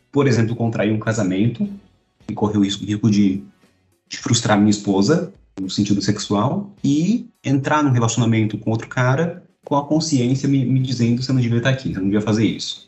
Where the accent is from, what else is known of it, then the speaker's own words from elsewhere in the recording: São Paulo, Brazil; now in Recife, Brazil; Eu sou de São Paulo e moro em Recife